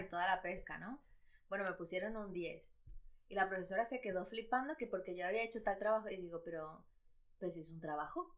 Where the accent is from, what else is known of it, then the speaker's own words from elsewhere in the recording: Madrid, Community of Madrid, Spain; also born or lived in Ecuador; yo nací en Ecuador, pero he vivido aquí toda mi vida. Entonces digo, ¿de dónde soy? Pues yo madrileña